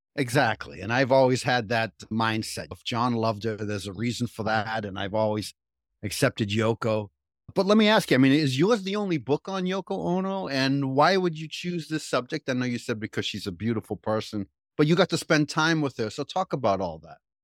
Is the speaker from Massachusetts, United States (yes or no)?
yes; Cambridge, Massachusetts, United States; I grew up in Cambridge, right? So in the seventies, I worked in Harvard Square